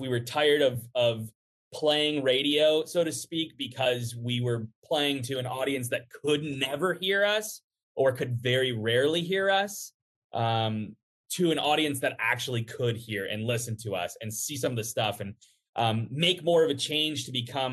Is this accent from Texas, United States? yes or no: no; Cincinnati, Ohio, United States; also born or lived in Buffalo, New York; I grew up in Cincinnati